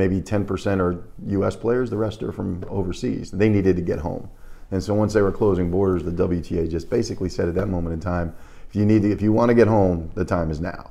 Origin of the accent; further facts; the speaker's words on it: greater New York area, United States; moved away as an adult; also born or lived in North Carolina; now in Charleston, United States; I'm originally from New York, the greater New York area.